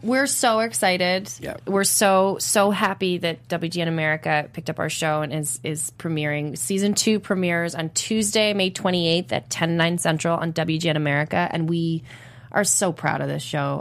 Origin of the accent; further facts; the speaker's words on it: Toronto, Ontario, Canada; I'm from Toronto